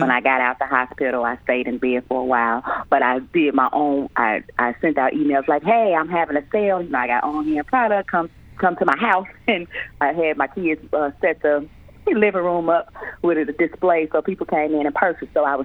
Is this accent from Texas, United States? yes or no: no; Chicago, Illinois, United States; I grew up in Chicago